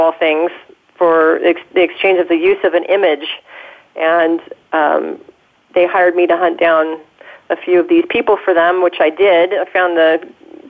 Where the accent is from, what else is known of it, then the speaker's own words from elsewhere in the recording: Southern California, United States; here in my hometown